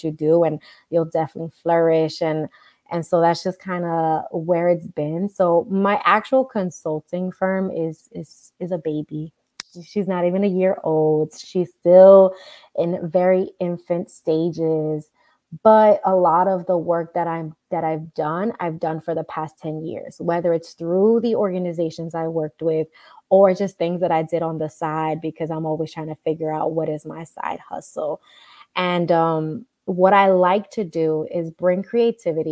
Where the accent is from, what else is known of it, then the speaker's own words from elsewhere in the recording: New York City, New York, United States; I grew up in the Bronx as well as uptown Manhattan, so like the Inwood area.